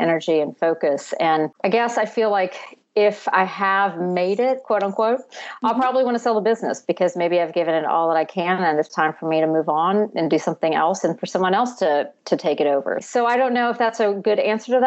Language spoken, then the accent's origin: English; Baton Rouge, Louisiana, United States; moved away as an adult; also born or lived in North Carolina; I am actually originally from Louisiana. I'm from Baton Rouge.